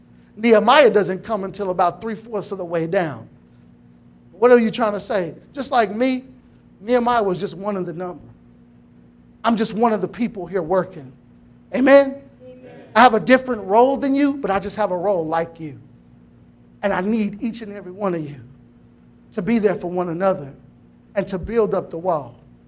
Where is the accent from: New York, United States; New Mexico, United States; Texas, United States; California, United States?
Texas, United States; Temple; I was born and raised here in Temple, Texas.